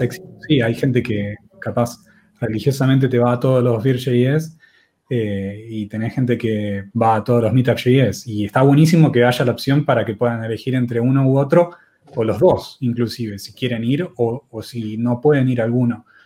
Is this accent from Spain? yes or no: no; Argentina; somos de Argentina